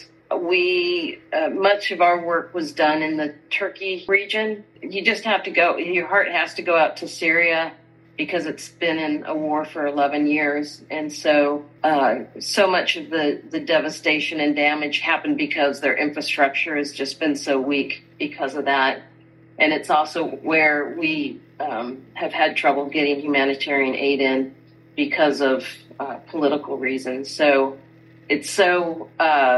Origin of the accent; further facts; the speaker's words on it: Colorado, United States; moved away as an adult; I am an American. I grew up in Colorado